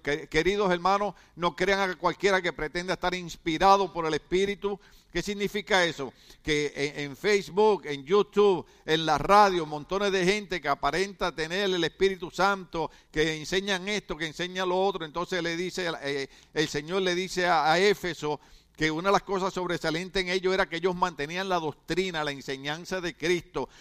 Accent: Puerto Rico; moved away as an adult; now in California, United States; nosotros somos boricuas

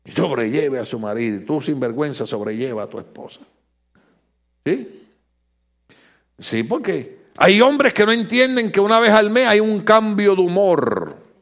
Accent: Puerto Rico; moved away; yo como boricua

